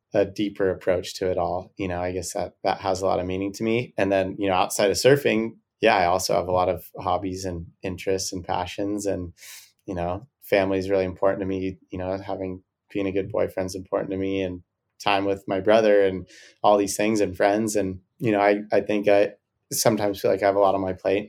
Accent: Santa Barbara, California, United States; I grew up surfing here in Santa Barbara on point breaks

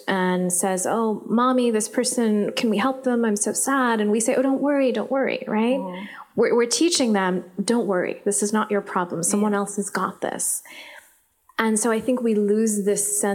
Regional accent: Islamabad, Islamabad Capital Territory, Pakistan; first language Urdu; English is a second language; moved away as an adult; also born or lived in California; now in United States; I was growing up in Islamabad

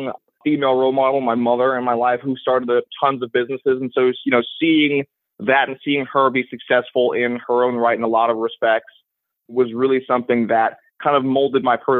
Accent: New York, New Jersey, East Coast, United States; I grew up on the East Coast, New York, New Jersey

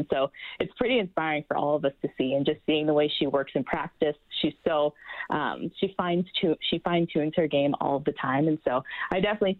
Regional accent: Hamilton, Ontario, Canada; I know in my hometown in Hamilton, I'm working hard.

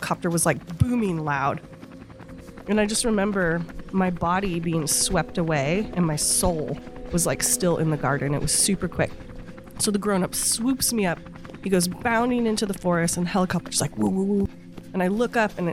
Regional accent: Honeydew, California, United States; also born or lived in Los Angeles; I was born in Honeydew on Paradise Ridge during the war on drugs in 1980

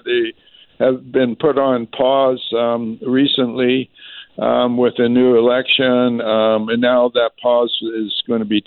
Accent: Vancouver, British Columbia, Canada; when I was born in Vancouver

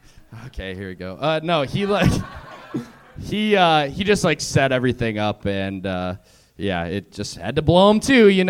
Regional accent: Minnesota, United States; now in Los Angeles, United States

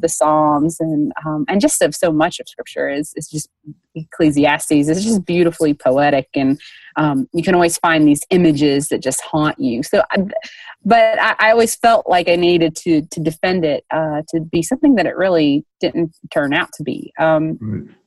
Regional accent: Dayton, Tennessee, United States; born or raised there

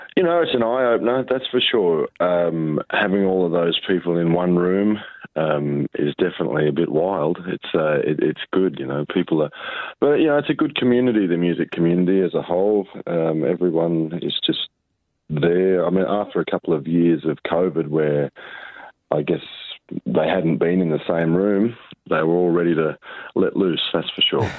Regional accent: Riverina, New South Wales, Australia; growing up in the Riverina

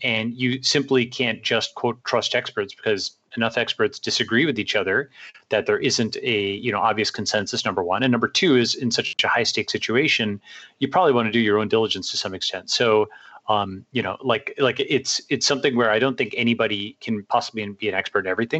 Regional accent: Long Island, New York, United States; moved away as an adult; also born or lived in Stanford, California; parents came over from India, and uh, I grew up on Long Island, uh, New York

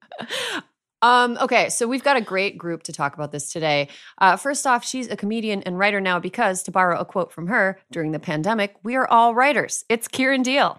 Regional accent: Wisconsin, United States; In my home state of Wisconsin

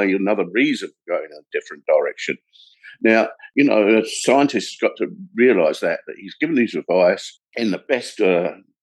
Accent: London, United Kingdom; moved away as an adult; now in Kent, United Kingdom; South East London, a place called Belvedere. It's on the outskirts of South East London and Kent. Working class boy, brought up in a council house

